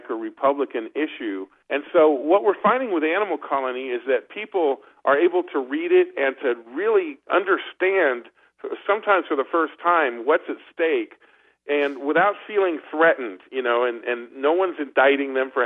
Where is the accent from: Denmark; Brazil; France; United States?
France; moved away; I grew up in France